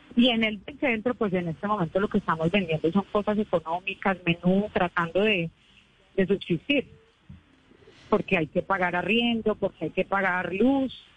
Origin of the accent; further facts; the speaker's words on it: San Andrés, San Andrés and Providencia, Colombia; Yo no nací en San Andrés, pero me trajeron muy pequeña